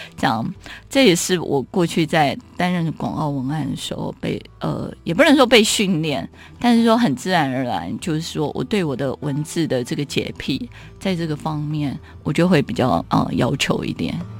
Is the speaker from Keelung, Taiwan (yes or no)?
yes; Keelung, Taiwan; 我是基隆人，海洋对我来讲有一个， 呃，很大的影响